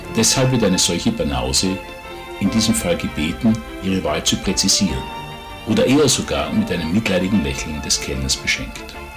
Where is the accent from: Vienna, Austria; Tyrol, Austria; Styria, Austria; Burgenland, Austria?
Vienna, Austria; moved away; also born or lived in England / Ireland / Lebanon / United States; In Wien, wo ich aufgewachsen bin